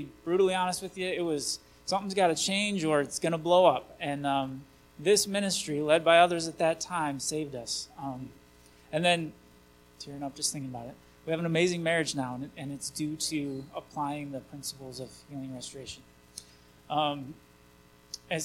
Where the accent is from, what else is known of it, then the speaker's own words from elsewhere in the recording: Vicksburg, Michigan, United States; I grew up in Vicksburg, just that way a little bit.